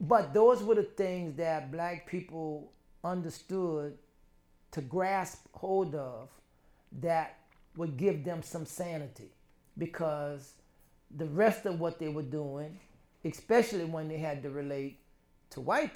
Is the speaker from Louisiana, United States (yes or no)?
yes; New Orleans, Louisiana, United States; my growing up in the Seventh Ward allowed me to watch and learn and understand some of that African retention through the Second Line and through the Mardi Gras Indians.